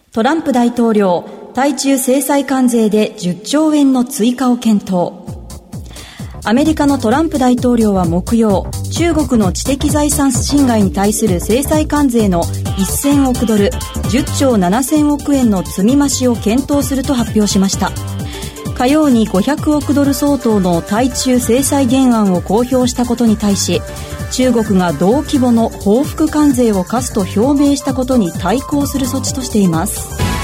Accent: Kansai, Japan; 町田さんと同じ関西出身です

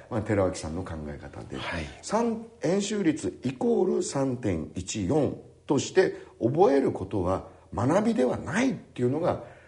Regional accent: Kagoshima, Japan; 私が生まれ育った鹿児島の市内は

